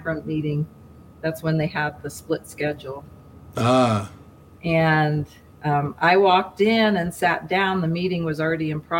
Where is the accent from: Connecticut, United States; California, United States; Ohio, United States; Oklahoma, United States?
Ohio, United States; I'm from Ohio. I was born and raised here